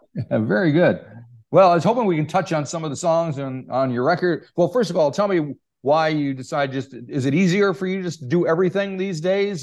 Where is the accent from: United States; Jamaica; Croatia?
United States; accent: American; despite my American accent